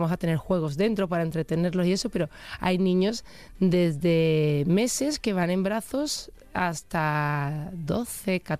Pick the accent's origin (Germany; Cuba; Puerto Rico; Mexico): Germany; yo me hago una analítica al año porque yo soy alemana